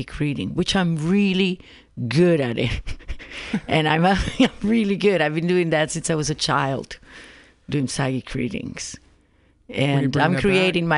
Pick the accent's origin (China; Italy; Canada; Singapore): Italy; English is a second language; moved away as an adult; also born or lived in Sedona, Arizona; now in San Francisco, United States; But before Arizona, I used to live in Italy because I'm originally from Italy.